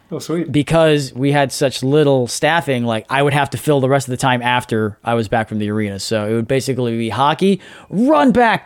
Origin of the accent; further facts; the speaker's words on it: New York, United States; you always stuck around with ABC News growing up in New York